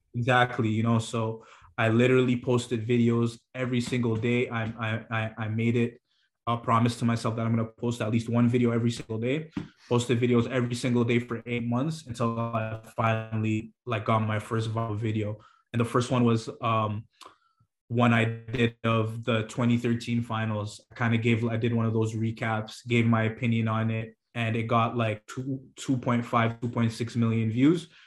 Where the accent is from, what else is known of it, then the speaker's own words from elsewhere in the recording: Toronto, Ontario, Canada; I'm from Toronto.